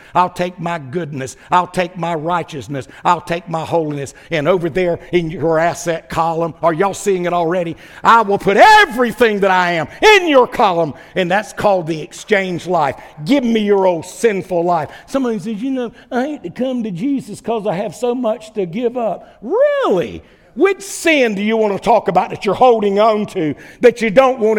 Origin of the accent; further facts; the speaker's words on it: Wilmington, North Carolina, United States; also born or lived in Gaffney, South Carolina; I went back to my hometown.